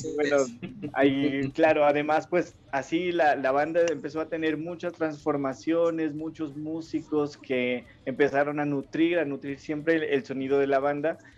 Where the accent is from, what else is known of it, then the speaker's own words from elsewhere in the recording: Ipiales, Nariño, Colombia; now in Pasto, Colombia; yo soy de Ipiales que, estoy más cerca, eh, nací pues más cerca a, Ecuador